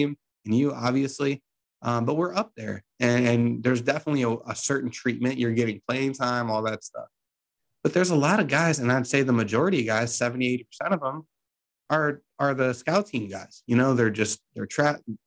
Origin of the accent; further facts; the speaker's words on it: Mentor, Ohio, United States; I'm from Mentor.